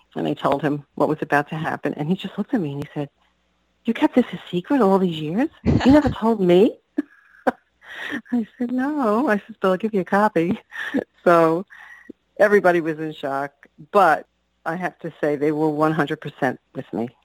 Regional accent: New York City, New York, United States; growing up on Staten Island

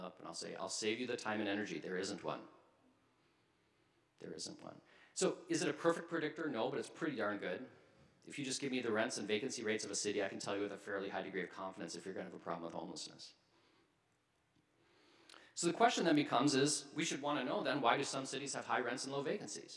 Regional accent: Minnesota, United States; moved away as an adult; also born or lived in New York / Chicago; now in Seattle, United States; I'm from Minnesota. I've lived in New York, I've lived in Chicago, I've lived in Minneapolis, I've lived in Seattle, but I consider myself a Minnesotan. This is where I was raised.

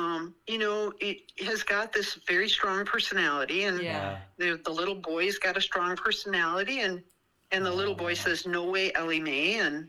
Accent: New Ulm, Minnesota, United States; also born or lived in Moose Lake, Minnesota / Brainerd Lakes area, Minnesota; I grew up in New Ulm in southern, mm-hmm, Minnesota. Mm-hmm. We lived by Moose Lake for many years, mm-hmm, and now we're here in the Brainerd Lakes area.

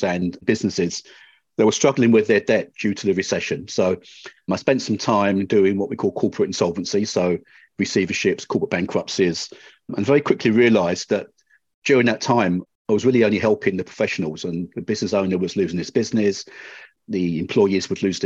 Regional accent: London, United Kingdom; moved away as an adult; now in Canada; I grew up in London, England

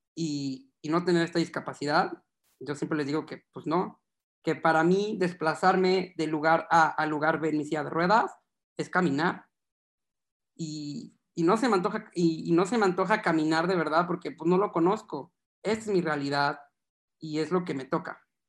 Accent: Guadalajara, Jalisco, Mexico; Yo soy de Guadalajara, Jalisco

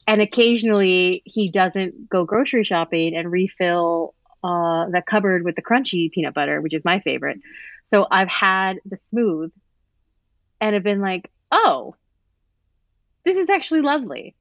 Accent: Santa Paula, California, United States; I'm from Santa Paula, California

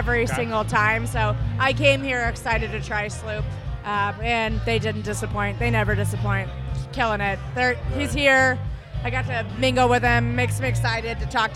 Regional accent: Colorado, United States; moved away; I'm from Colorado

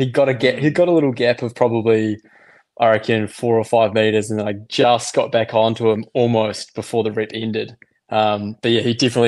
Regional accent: New Zealand; accent: Kiwi; now in Australia; I'm originally from New Zealand. I've been here in Australia for probably, I reckon, 8. Maybe 9 years. So I think my Kiwi accent has softened a little bit

